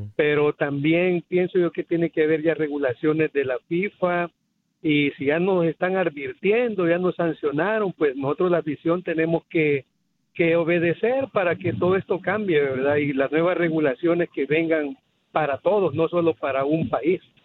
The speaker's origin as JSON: {"language": "Spanish", "country": "El Salvador", "moved": "yes", "lives_now": "Los Angeles, United States", "said": "yo soy salvadoreño"}